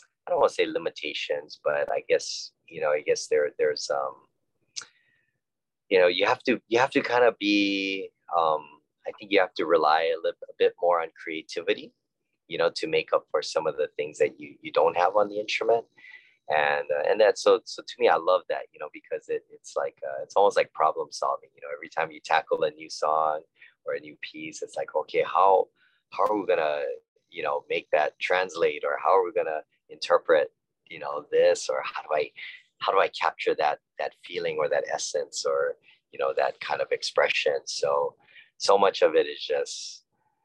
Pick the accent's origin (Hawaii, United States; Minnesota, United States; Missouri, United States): Hawaii, United States; Honolulu; I was born and raised in Honolulu, Hawaii